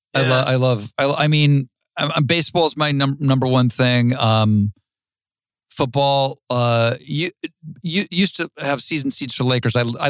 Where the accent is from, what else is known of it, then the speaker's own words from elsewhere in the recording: Dayton, Ohio, United States; moved away; No, I'm from the Midwest. I'm from Ohio.